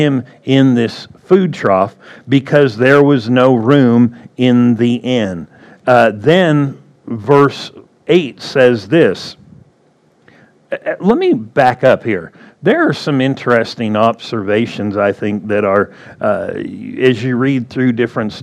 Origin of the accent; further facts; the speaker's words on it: Southern California, United States; now in Arizona, United States; I was born in Southern California